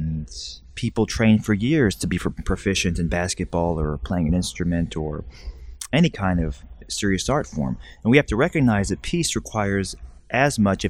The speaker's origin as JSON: {"language": "English", "region": "Alabama", "country": "United States", "tie": "born or raised there", "said": "When I was growing up, I grew up in the United States in Alabama"}